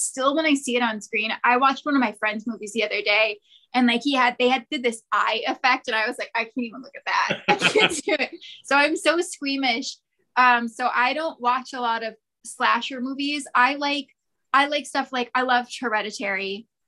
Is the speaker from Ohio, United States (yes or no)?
yes; Ohio, United States; now in Atlanta, United States; So I moved to Atlanta from Ohio, and so a lot of my friends are still out there